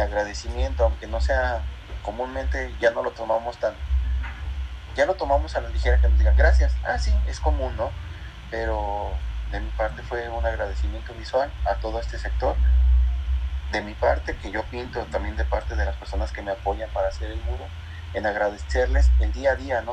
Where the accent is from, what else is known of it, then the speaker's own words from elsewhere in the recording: Aguascalientes, Mexico; nací yo aquí en Aguascalientes, soy hidrocálido 100%, mis abuelos, mis padres, toda mi familia